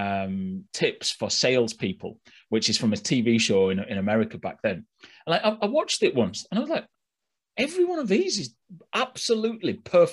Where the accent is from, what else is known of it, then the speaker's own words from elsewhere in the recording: Yorkshire and the Humber, United Kingdom; I'm from Yorkshire